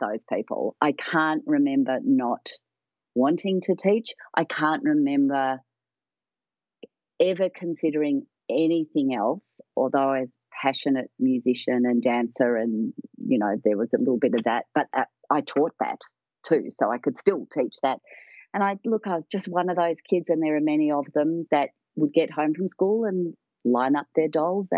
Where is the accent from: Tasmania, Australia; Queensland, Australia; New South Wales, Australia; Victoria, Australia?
Victoria, Australia; Melbourne; also born or lived in United Kingdom / Scotland; when we moved from the UK in the 60s to Australia, my parents were doctors. They were young GPs. And they deliberately chose to move to one of the poorest parts of Melbourne in Victoria, where I live